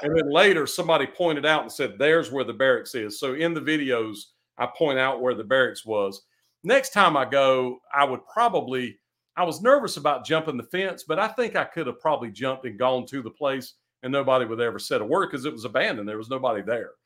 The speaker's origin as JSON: {"language": "English", "country": "United States", "said": "I'm an American"}